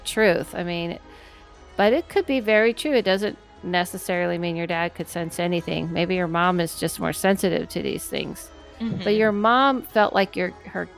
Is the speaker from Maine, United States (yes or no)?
no; California, United States; I grew up in California.